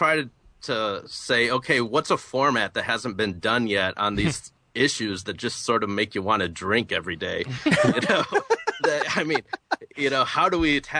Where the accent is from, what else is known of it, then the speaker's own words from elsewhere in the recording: Flint, Michigan, United States; moved away as an adult; now in Atlanta, United States; I'm originally from Flint, Michigan. I moved to Atlanta, Georgia to go to college and ended up staying